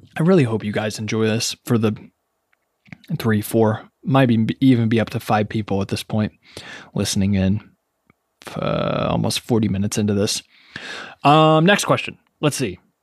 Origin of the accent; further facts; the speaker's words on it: Ashland, Kentucky, United States; moved away as an adult; also born or lived in Lexington, Kentucky; now in New York City, United States; being born and raised in Kentucky